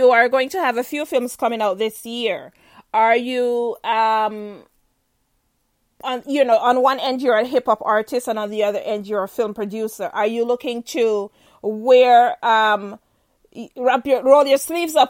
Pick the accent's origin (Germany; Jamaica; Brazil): Jamaica; now in United States; I'm Jamaican